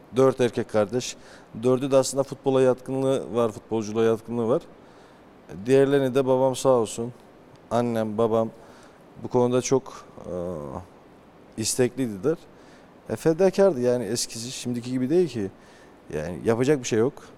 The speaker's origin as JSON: {"language": "Turkish", "region": "Trabzon", "country": "Turkey", "tie": "born or raised there", "said": "bizim köy Çifte Köprü Köyü."}